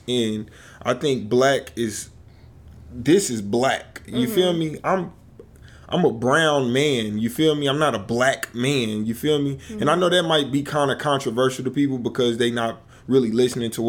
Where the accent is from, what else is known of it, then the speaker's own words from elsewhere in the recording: United States; I'm from America